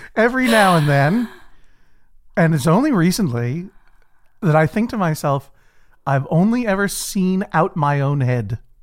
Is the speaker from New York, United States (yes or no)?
no; Brookline, Massachusetts, United States; I grew up in Brookline, Massachusetts, uh, a, a leafy suburb for the most part of, of Boston